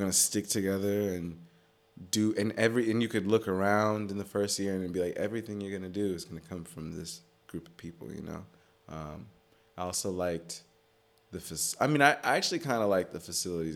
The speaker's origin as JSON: {"language": "English", "region": "Maryland", "country": "United States", "tie": "born or raised there", "also_born_or_lived": "Atlanta", "moved": "as an adult", "lives_now": "New York, United States", "said": "I grew up in Maryland. I grew up, like, right outside D C, and then I spent some time in Atlanta, and then I moved back to Maryland."}